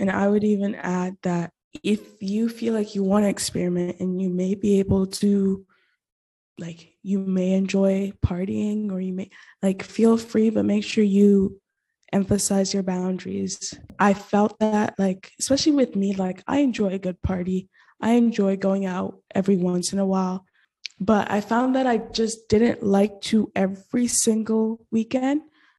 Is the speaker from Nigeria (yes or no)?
yes; Nigeria; also born or lived in Gabon / Middle East; Okay, so I'm Nigerian. I lived there 8 years of my life, but it was non-consecutive. So I lived there for 4 years and I moved to Gabon. Then I came back, also got to live in the Middle East for 4 years.